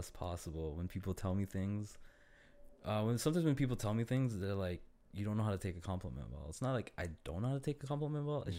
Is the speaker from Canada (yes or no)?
yes; Toronto, Ontario, Canada; Born and raised in Toronto.